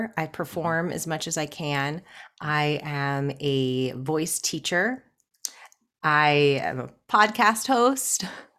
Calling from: Pittsburgh, Pennsylvania, United States; I am in Pittsburgh, Pennsylvania, in the United States.

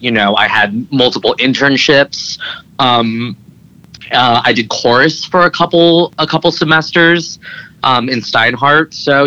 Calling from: Los Angeles, California, United States; I am calling from sunny Los Angeles.

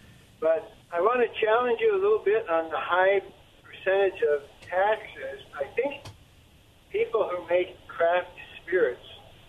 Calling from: Pasco, Washington, United States; I used to call myself from the Tri-Cities, but I had to close my business down. So this is … from Pasco.

